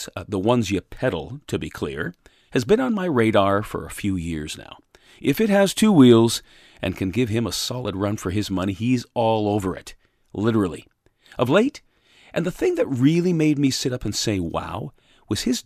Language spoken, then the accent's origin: English; Hamilton, Ontario, Canada; moved away as an adult; now in Collingwood, Canada; in my residence, in my hometown of Hamilton, Ontario, with my wife